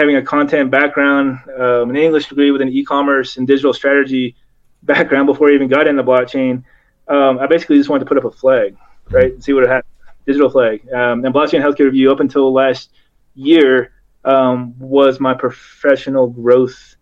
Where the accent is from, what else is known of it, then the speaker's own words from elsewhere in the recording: Kentucky, United States; I grew up in Kentucky in a vet hospital.